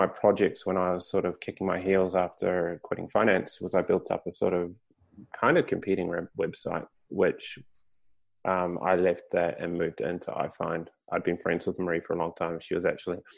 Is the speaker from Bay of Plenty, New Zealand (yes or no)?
yes; Te Puke, Bay of Plenty, New Zealand; moved away as an adult; also born or lived in Japan; Originally, I grew up in Te Puke, I moved to Japan.